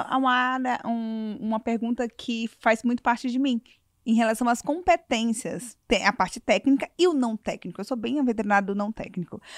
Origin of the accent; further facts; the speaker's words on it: Manaus, Amazonas, Brazil; a gente é de Manaus